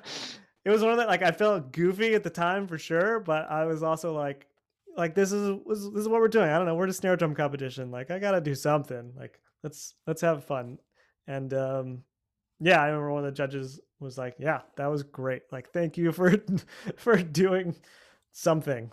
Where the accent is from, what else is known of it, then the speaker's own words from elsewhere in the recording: United States; I'm from America